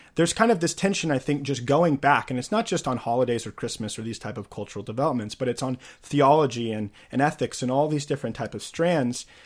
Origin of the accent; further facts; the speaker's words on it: Missouri, United States; for me growing up in Missouri, you know, in the early two thousands